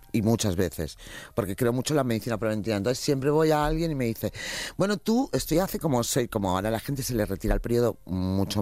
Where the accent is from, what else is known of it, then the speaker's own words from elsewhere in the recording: Valencia, Valencian Community, Spain; moved away; mi tierra, por ejemplo, que es ahora mismo una hora y cuarenta, estoy en Valencia